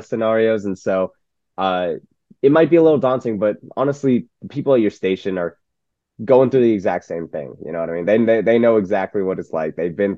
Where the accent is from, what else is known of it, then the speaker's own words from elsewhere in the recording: Roseville, California, United States; moved away as an adult; also born or lived in Northridge, Los Angeles, California; now in Medford, United States; But I'm from Sacramento. Sacramento area. I'm from Roseville, little town. It's getting bigger, which is pretty nice. And then I moved down to Northridge in LA, where I studied at CSU Northridge